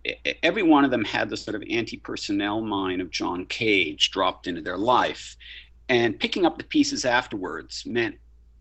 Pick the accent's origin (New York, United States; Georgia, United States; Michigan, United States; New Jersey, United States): New York, United States; I'm a New Yorker